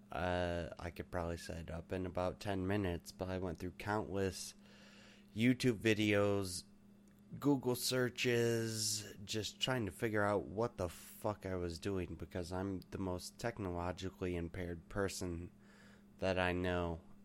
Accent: United States; also born or lived in Michigan; I'm an American and we don't we don't mess around like

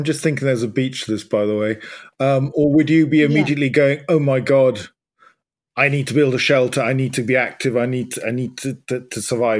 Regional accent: United Kingdom; as being British

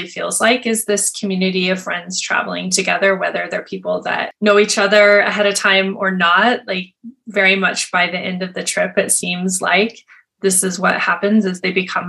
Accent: Montana, United States; I grew up in Montana in a really small town

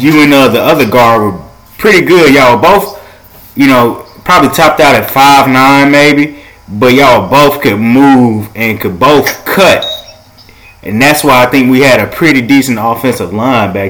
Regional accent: Biloxi, Mississippi, United States; being a hometown boy from Biloxi, Mississippi

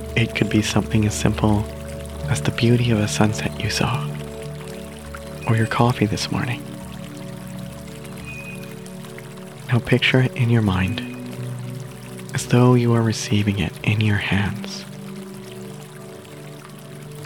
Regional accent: Canada; I'm Canadian

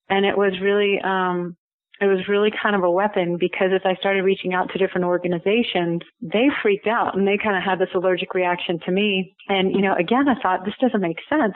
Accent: Houston, Texas, United States; moved away as an adult; now in Colorado, United States; I grew up in Texas in Houston

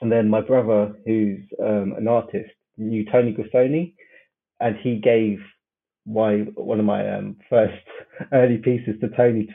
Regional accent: London, United Kingdom; South West London, yeah. I'm from Brixton

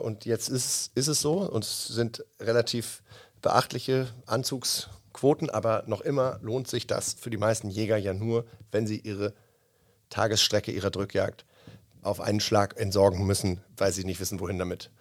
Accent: Northern Germany, Germany; da, wo ich herkomme

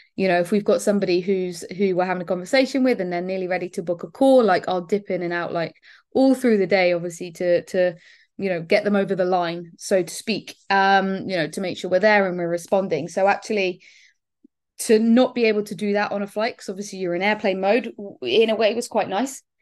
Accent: Bournemouth, South West England, United Kingdom; I am from Bournemouth, so literally the other end of the country.

